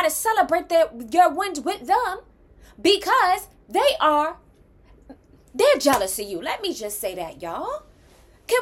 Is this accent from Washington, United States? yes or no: no; New York, United States; I'm from New York